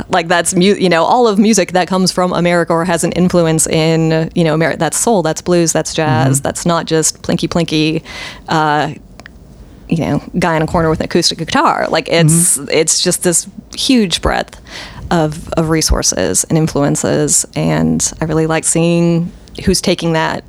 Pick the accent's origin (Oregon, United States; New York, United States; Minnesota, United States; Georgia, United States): Minnesota, United States; also born or lived in Michigan / Pennsylvania; I'm kind of a Great Laker, born and bred. My family is from Minnesota. I was born in Minnesota. I lived in Michigan for a couple years, lived in Pennsylvania for 7 years.